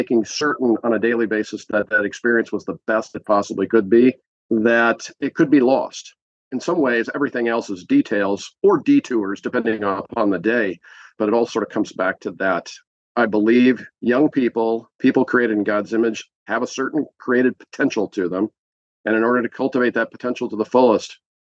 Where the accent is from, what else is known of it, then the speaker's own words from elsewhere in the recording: Los Angeles, California, United States; moved away; I grew up in Los Angeles